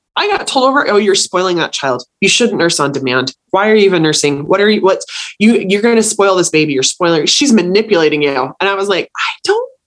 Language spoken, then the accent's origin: English; United States; I feel embarrassed as an American